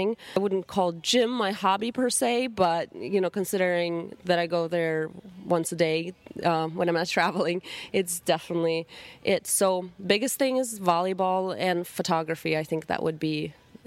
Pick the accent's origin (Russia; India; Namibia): Russia; English is a second language; moved away; growing up in Russia